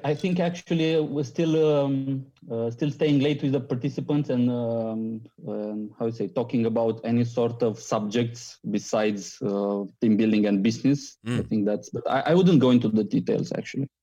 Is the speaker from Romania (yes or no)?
yes; Romania; I'm coming from Romania